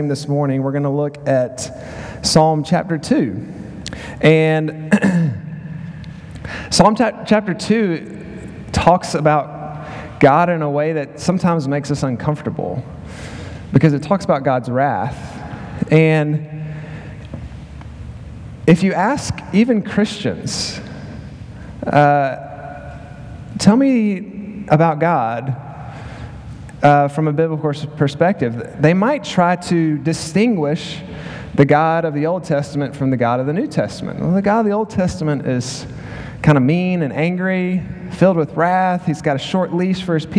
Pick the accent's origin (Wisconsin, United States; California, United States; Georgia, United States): Georgia, United States; Macon; moved away as an adult; also born or lived in Philadelphia, Pennsylvania / Clarksville, Tennessee; now in Arkansas, United States; I'm from Macon, Georgia